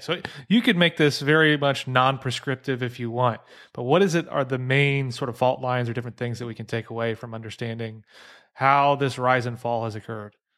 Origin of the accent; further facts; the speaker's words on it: southern Illinois, United States; moved away; I grew up in Illinois, uh, southern Illinois